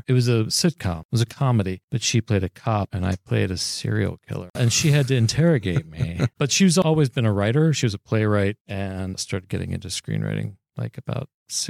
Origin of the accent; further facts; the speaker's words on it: Cincinnati, Ohio, United States; moved away; I'm from Cincinnati